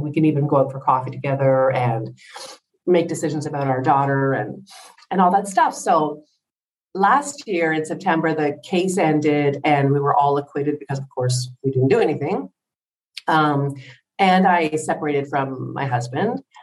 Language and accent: English; Ottawa, Ontario, Canada; moved away as an adult; also born or lived in England; now in Greece; I'm from Ottawa, Canada